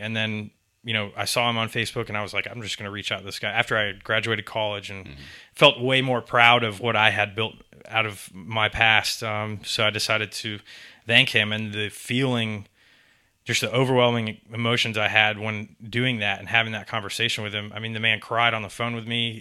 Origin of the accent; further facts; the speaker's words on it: Atlanta, Georgia, United States; born or raised there; also born or lived in Tampa, Florida / Augusta, Georgia / Statesboro, Georgia